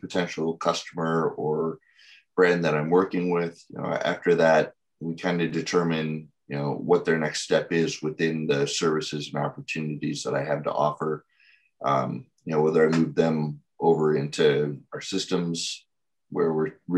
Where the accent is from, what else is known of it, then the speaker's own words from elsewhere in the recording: Wheaton, Illinois, United States; I was born and raised in Wheaton, Illinois.